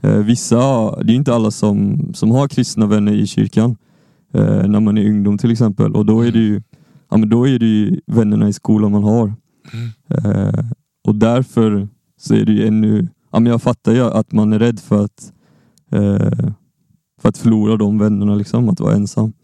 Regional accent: Lund, Skåne, Sweden; Jag kommer från Lund, jag kommer från Skåne

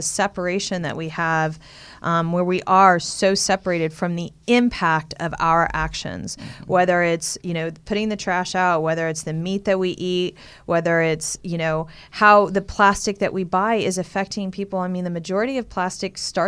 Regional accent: Texas, United States; I'm from Texas. You drive all over Texas. It's just oil

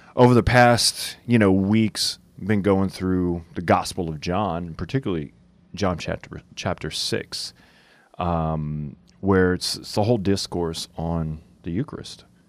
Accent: Cajun, Louisiana, United States; we're Cajun

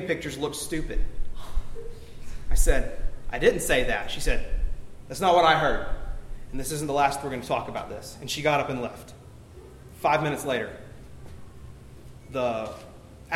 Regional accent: Alabama, United States; I was born in Alabama.

